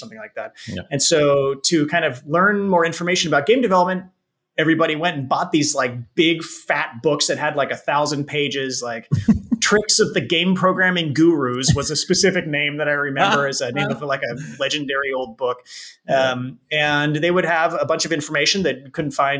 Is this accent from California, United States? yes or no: yes; San Francisco Bay Area, California, United States; also born or lived in Japan; I grew up in the San Francisco Bay Area, which has been a hotbed of game development activity for many years here in California.